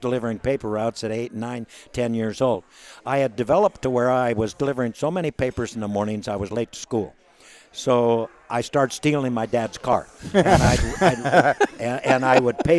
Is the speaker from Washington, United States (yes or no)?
yes; Seattle, Washington, United States; I was born in Seattle, Washington, and I grew up as a kid